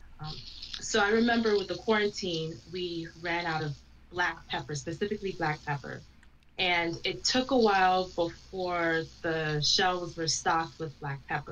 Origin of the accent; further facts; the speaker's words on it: Jamaica; I was born and raised, I was born in Jamaica, and I was raised around West Indian, specifically Jamaican cooking